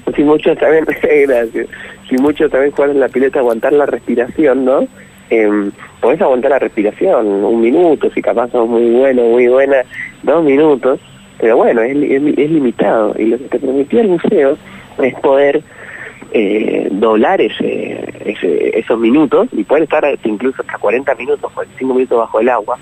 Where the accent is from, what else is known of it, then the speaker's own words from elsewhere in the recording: San Miguel, Buenos Aires Province, Argentina; yo soy de, de San Miguel, provincia de Buenos Aires